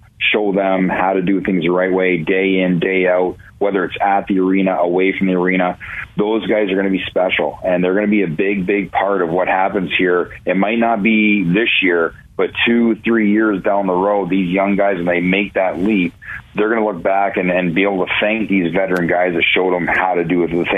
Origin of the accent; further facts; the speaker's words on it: Ontario, Canada; now in Cleveland, United States; growing up in Ontario, I didn't watch the NFL